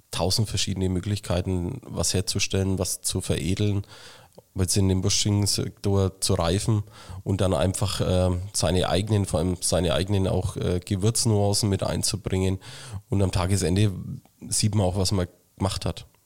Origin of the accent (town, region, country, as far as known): Schwabach, Bavaria, Germany; born or raised there